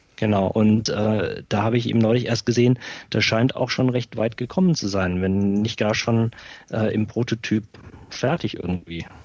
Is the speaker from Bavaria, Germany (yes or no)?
yes; Schweinfurt, Bavaria, Germany; bei uns in Schweinfurt